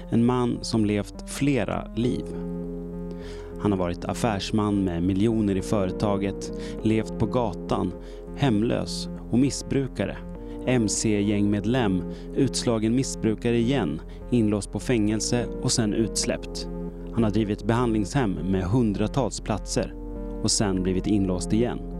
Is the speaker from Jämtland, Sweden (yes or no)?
no; outside Malmö, Skåne, Sweden; I barndomen i en mindre skånsk by för mer än 40 år sedan. Jag är uppväxt utanför Malmö.